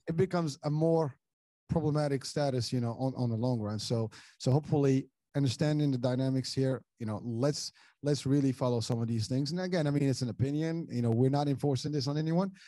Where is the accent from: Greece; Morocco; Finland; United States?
Morocco; moved away; I'm originally from Morocco